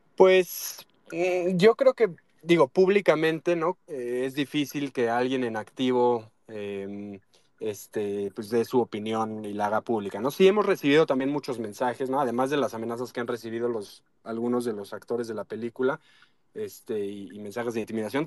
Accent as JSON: {"language": "Spanish", "country": "Mexico", "said": "soy mexicano como todos nosotros"}